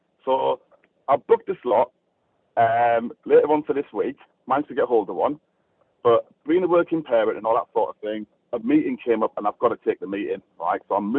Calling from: South East England, United Kingdom; I'm calling from Berkshire.

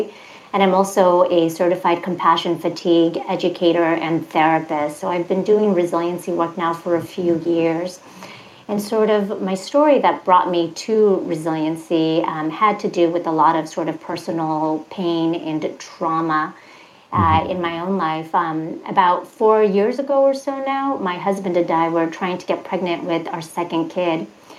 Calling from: outside San Francisco, California Bay Area, United States; I'm calling from the California Bay Area in Northern California, specifically right outside of San Francisco.

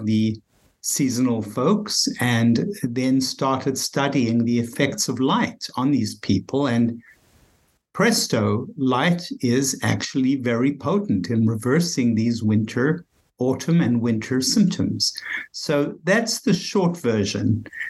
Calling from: Bethesda, Maryland, United States; Just outside of Washington, D.C., Bethesda, Maryland.

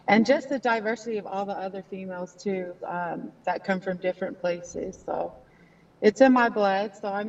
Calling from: Charlotte, North Carolina, United States; Charlotte, North Carolina.

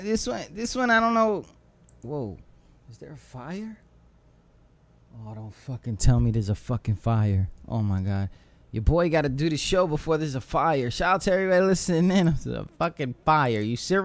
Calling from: Virginia Beach, Virginia, United States; I'm live from Virginia Beach, Virginia.

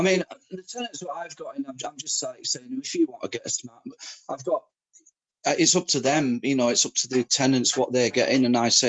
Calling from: England, United Kingdom; Markham, in England.

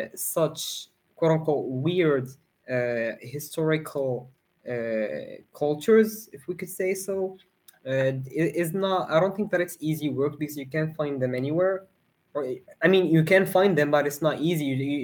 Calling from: Morocco; From Morocco.

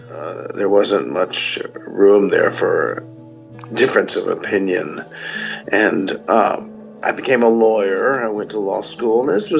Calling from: Burbank, California, United States; I'm calling from Burbank, California. And I guess you'd say I'm over 60.

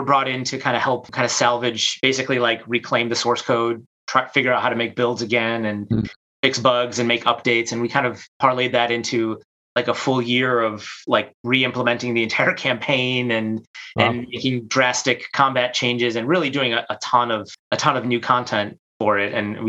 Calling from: Chicago, Illinois, United States; I'm from my basement in Chicago, sunny Chicago.

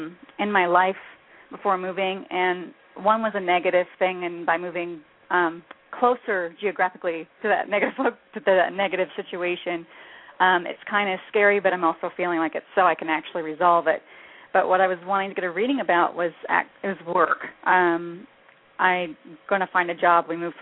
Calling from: New Mexico, United States; I'm calling from New Mexico.

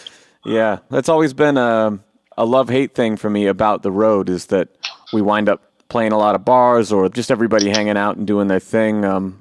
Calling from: Eugene, Oregon, United States; Eugene, Oregon.

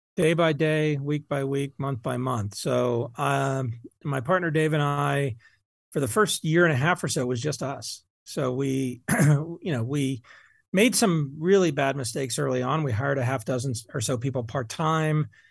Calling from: Boulder, Colorado, United States; I'm calling you from Boulder, Colorado.

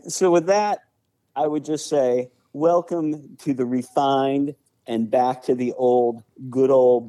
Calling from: Cincinnati, Ohio, United States; I'm calling in from Cincinnati.

